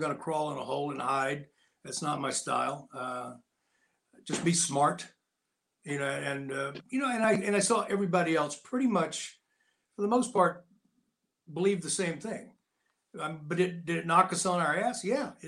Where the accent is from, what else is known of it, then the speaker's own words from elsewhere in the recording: United States; I was born in a log cabin, so yeah, I was, and in the mountains, and I grew up there